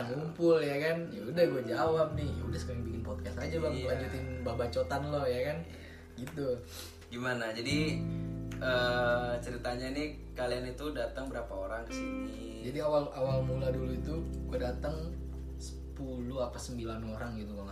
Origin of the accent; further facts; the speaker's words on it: Kalimantan, Indonesia; also born or lived in Bandung; now in Germany; asal dari Kalimantan kuliah lama di Bandung nggak lama banget tapi staynya lama di Bandung terus lanjut ke Jerman ambil Ausbildung